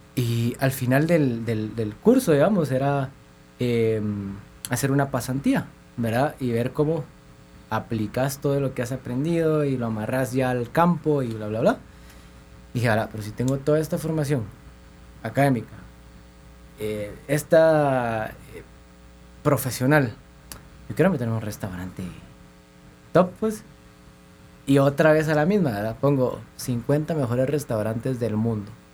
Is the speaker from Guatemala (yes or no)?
yes; Guatemala; Sí, somos de Guatemala